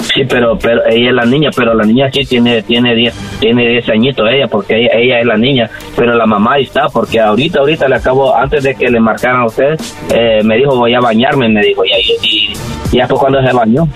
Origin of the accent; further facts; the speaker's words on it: Honduras; yo soy de Honduras